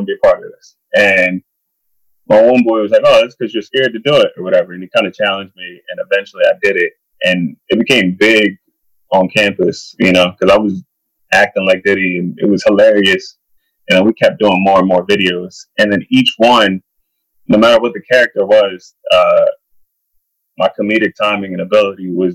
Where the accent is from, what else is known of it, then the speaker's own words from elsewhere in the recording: Burlington, New Jersey, United States; It was about 15 minutes outside of Trenton, so south of Trenton. Okay. So it's called Burlington